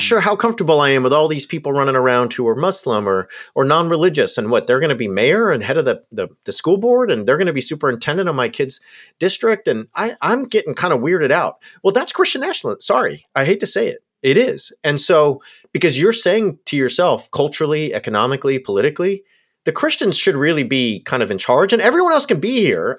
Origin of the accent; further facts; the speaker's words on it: Southern California, United States; I grew up in Southern California.